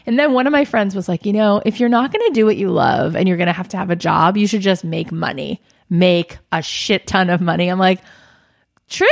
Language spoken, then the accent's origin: English; Boca Raton, Florida, United States; moved away as an adult; now in Los Angeles, United States; I grew up in South Florida